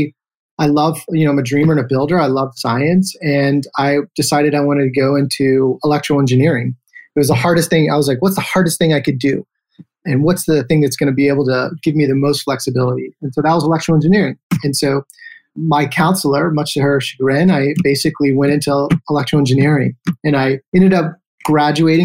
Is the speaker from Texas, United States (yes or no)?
yes; Houston, Texas, United States; also born or lived in Victoria, Texas; We moved to Houston, Texas, where I really spent my formative years